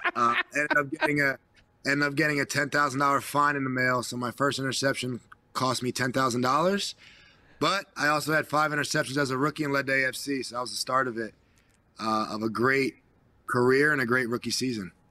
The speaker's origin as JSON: {"language": "English", "region": "New Jersey", "country": "United States", "said": "I'm from New Jersey"}